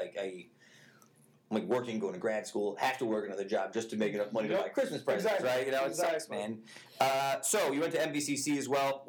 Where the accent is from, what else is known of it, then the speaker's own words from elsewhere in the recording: Utica, New York, United States; I love South Utica. I was a born and raised South Utica guy.